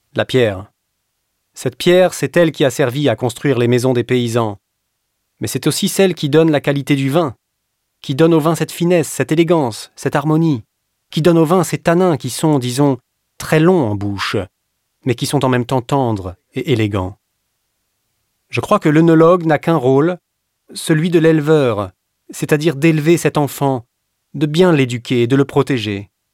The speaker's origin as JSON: {"language": "French", "town": "Florence", "region": "Tuscany", "country": "Italy", "also_born_or_lived": "Castello di Ama, Tuscany", "moved": "as an adult", "said": "Je suis parti de Florence pour arriver ici en mille neuf cent quatre-vingt-deux. Je suis d'origine florentine"}